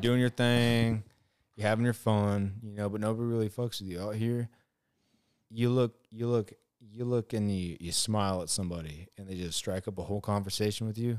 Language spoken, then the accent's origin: English; Oceanside, California, United States; moved away as an adult; also born or lived in Alaska / Missouri; now in Georgia, United States; I grew up right around Oceanside, Carlsbad, you know, La Jolla